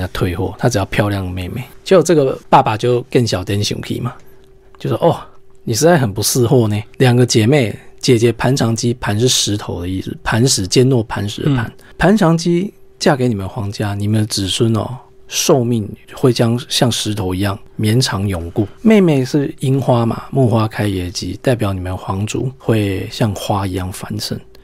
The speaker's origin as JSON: {"language": "Chinese", "country": "Taiwan", "said": "因为我们台湾人"}